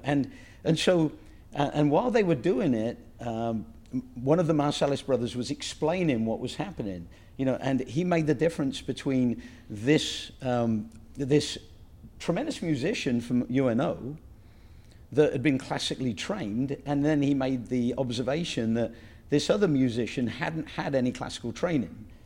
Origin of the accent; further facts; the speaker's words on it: England, United Kingdom; moved away; the ethos that I grew up with in England